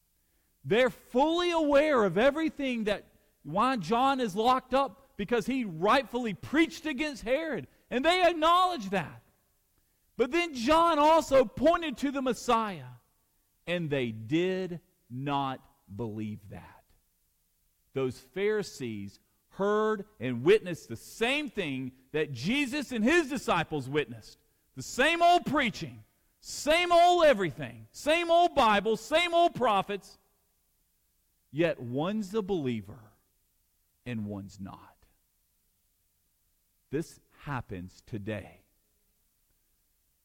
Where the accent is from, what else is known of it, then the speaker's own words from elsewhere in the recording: Alabama, United States; I'm from Alabama, and I went to Samford University